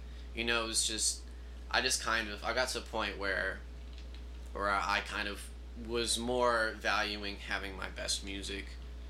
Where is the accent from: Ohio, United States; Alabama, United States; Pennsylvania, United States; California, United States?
Alabama, United States; Mobile; moved away; I'm from Mobile, Alabama.